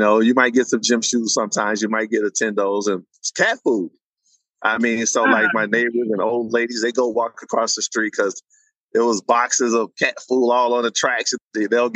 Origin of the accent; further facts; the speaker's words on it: Chicago, Illinois, United States; But the west side of Chicago growing up during the 80s was really a tough poor.